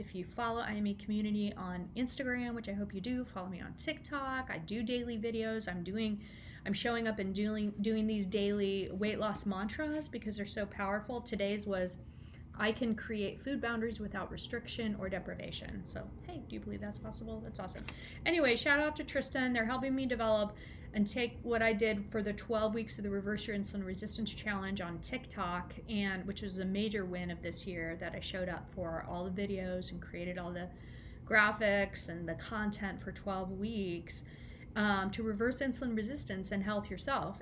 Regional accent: Kansas City, United States; I'm from Kansas City

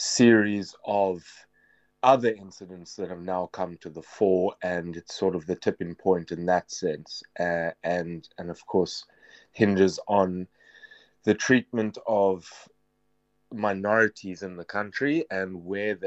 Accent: South Africa; now in France; and also just being a South African and a person of, she happens to be a black African, so to be someone of a minority in France already

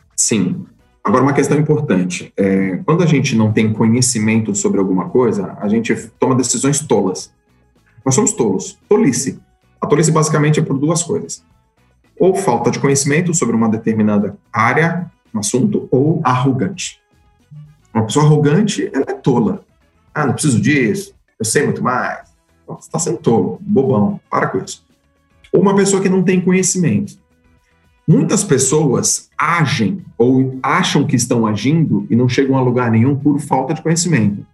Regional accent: Santos, São Paulo, Brazil; eu sou de Santos, fui nadador em Santos a minha carreira inteira.

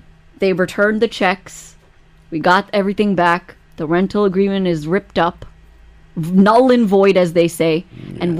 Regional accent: New York, United States; I am from New York.

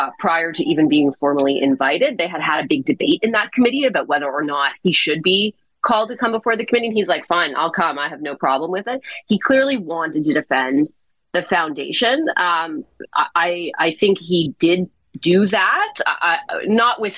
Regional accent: Toronto, Ontario, Canada; I grew up in Toronto, right off the Danforth

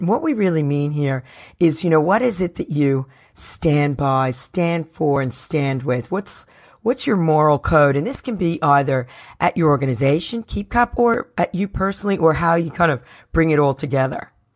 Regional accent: New Jersey, United States; I'm from New Jersey

